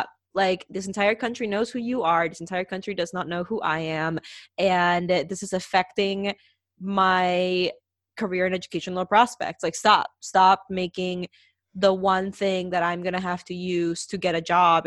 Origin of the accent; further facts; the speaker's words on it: Peru; I'm from Peru